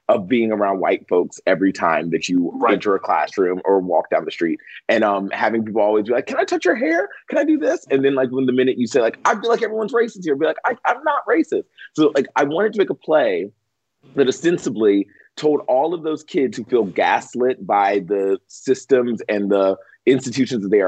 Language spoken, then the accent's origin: English; the South, United States; I grew up in the South